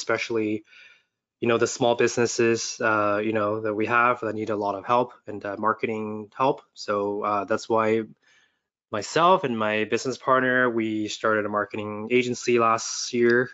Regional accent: Taiwan; moved away; also born or lived in Vancouver; I grew up in Asia as well, so I just like any other Asian kid. I study elementary school in Taiwan

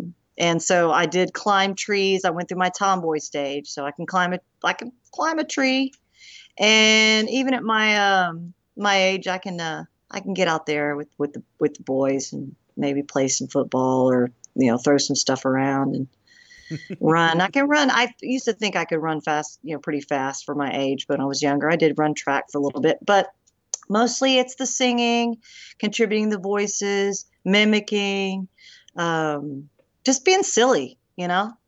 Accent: Memphis, Tennessee, United States; born there; also born or lived in Eagle Pass, Texas / Durant, Oklahoma / Coffeyville, Kansas; When I was born in Memphis, Tennessee. So I moved around a lot, was never able to actually stay somewhere and stay grounded

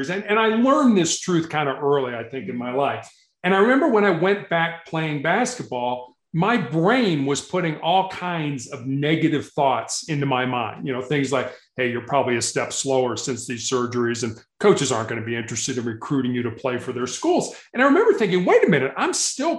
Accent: Chicago, Illinois, United States; growing up in Chicago

